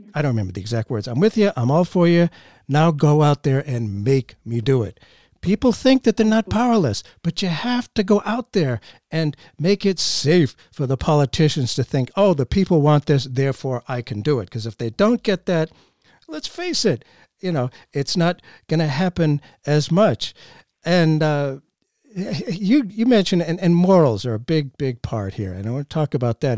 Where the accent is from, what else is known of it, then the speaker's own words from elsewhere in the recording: Boston, Massachusetts, United States; growing up in Boston, just outside of Boston